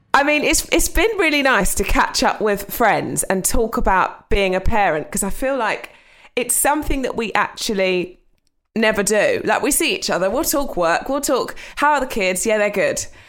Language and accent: English; Essex, East of England, United Kingdom; I grew up in Essex with my mum.